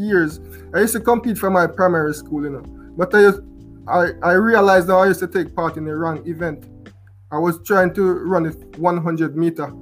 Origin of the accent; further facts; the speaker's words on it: Portland Cottage, Clarendon, Jamaica; moved away as an adult; I'm from Portland Cottage, a couple distance away from East Clarendon